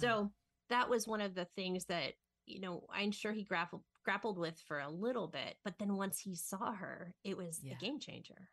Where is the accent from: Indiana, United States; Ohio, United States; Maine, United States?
Ohio, United States; I grew up in Ohio